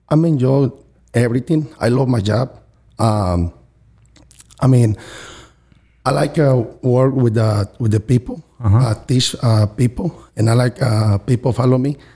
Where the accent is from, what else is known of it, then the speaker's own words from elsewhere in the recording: Morelia, Michoacán, Mexico; Uh, from Morelia, Michoacan.